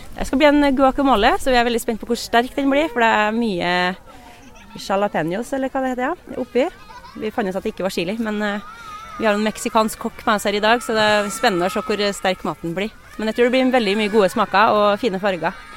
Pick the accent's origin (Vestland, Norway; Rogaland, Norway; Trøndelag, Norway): Trøndelag, Norway; Oppdal; jeg vokste opp og bodde på Oppdal i mange år